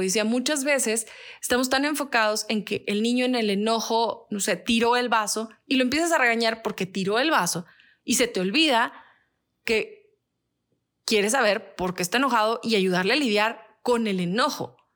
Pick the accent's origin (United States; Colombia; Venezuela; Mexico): Mexico; el mexicano también es muy así a veces. Aunque tenemos esa buena fama de ser amigables